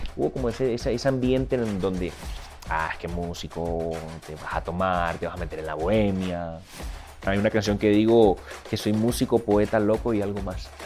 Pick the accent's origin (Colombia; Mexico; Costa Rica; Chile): Colombia; Barranquilla, Atlántico; moved away as an adult; now in Miami, United States; Soy de la costa caribe colombiana, de la ciudad de Barranquilla